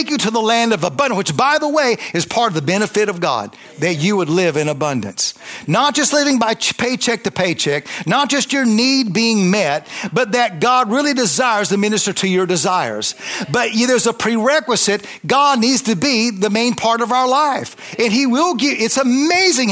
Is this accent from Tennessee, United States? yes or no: yes; Tennessee, United States; I was raised, you know, I was 10, I was raised in Tennessee.